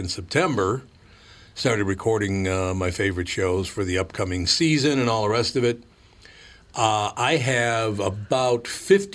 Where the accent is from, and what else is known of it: Minnesota, United States